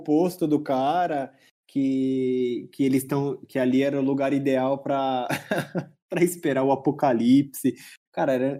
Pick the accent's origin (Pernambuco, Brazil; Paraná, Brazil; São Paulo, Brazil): São Paulo, Brazil; a gente é de São Paulo